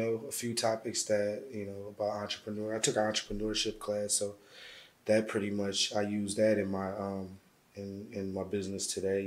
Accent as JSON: {"language": "English", "town": "St. Paul", "region": "Minnesota", "country": "United States", "tie": "born or raised there", "also_born_or_lived": "Little Rock, Arkansas", "said": "I was born in Little Rock, Arkansas. Moved to St. Paul, Minnesota when I was young, and pretty much grew up there."}